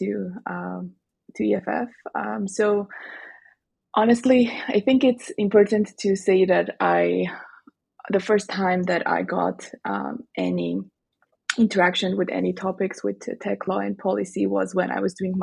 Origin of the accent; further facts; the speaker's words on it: Armenia; moved away; also born or lived in Strasbourg; I went back to my home country, Armenia